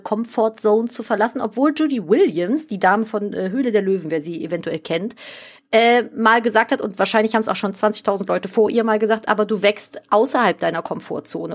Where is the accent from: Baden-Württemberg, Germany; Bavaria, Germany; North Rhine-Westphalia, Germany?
North Rhine-Westphalia, Germany; Cologne; ich bin hier in Köln aufgewachsen und ich bin in dem Stadtteil, in dem ich hier gerade lebe, geboren